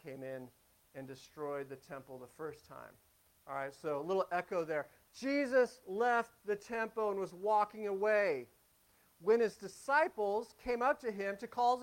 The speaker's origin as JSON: {"language": "English", "town": "Las Vegas", "region": "Nevada", "country": "United States", "also_born_or_lived": "Pacific Northwest", "moved": "yes", "said": "I'm from Las Vegas originally"}